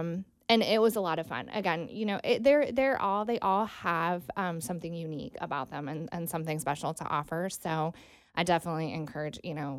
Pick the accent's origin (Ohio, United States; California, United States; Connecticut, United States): Ohio, United States; Mansfield; now in Cincinnati, United States; No. Mansfield, Ohio.